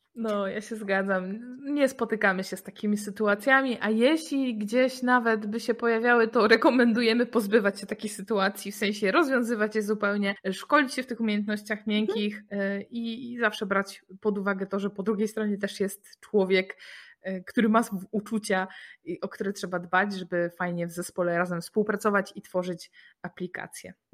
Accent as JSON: {"language": "Polish", "town": "Poznań", "region": "Greater Poland", "country": "Poland", "said": "jesteśmy z Poznania"}